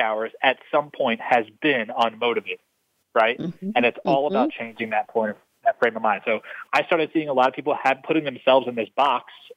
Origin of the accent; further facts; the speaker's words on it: Philadelphia, Pennsylvania, United States; I grew up in Philadelphia.